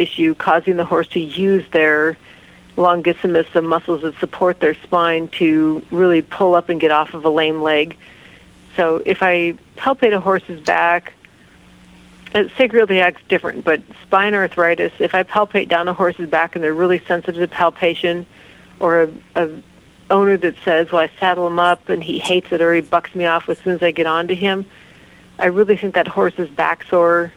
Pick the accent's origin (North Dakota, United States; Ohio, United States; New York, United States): North Dakota, United States; I grew up in North Dakota